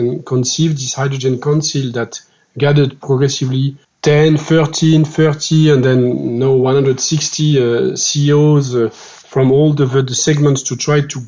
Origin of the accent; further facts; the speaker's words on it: France; accent: French; English is a second language; I'm a French guy, as you can see with my accent.